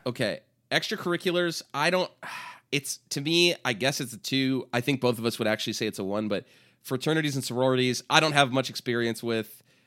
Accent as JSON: {"language": "English", "area": "Bay Area", "region": "California", "country": "United States", "said": "I'm from the Bay Area"}